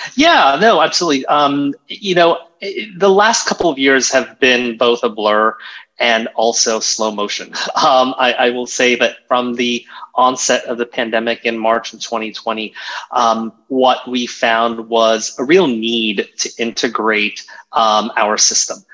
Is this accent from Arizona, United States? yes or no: no; Virginia Beach, Virginia, United States; moved away as an adult; now in New York, United States; I grew up in Virginia Beach, um, Virginia